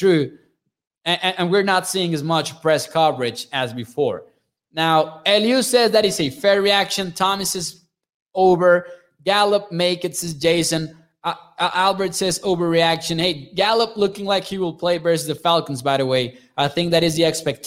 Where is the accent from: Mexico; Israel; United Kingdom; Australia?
Mexico; Chihuahua; my state